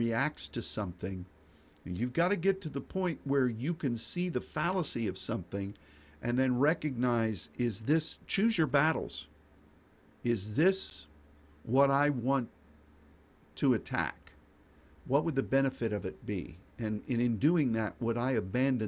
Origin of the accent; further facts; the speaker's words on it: United States; as an American